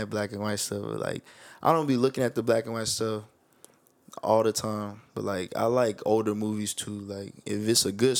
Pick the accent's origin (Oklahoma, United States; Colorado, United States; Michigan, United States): Oklahoma, United States; Oklahoma City; also born or lived in Edmond, Oklahoma; I'm from Oklahoma City. You know, we in OKC, undisclosed location. But I went to school and the suburb, Edmond Public Schools, is where we went to school